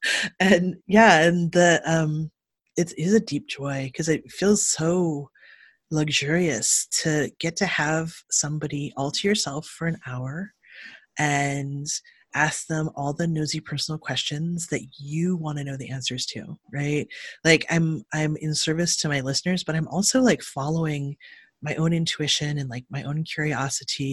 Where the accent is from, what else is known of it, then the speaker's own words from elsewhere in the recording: Cleveland, Ohio, United States; now in California, United States; I'm from Cleveland, Ohio, and grew up in the 80s in the punk scene there